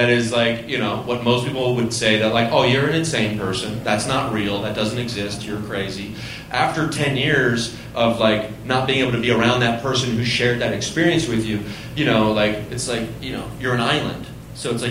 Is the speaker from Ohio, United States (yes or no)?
yes; Southern Ohio, United States; I grew up in Southern Ohio